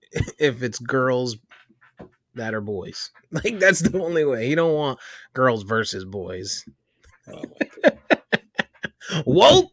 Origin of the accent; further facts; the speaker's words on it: Connecticut, United States; It's because I'm from Connecticut and I'm a UConn fan.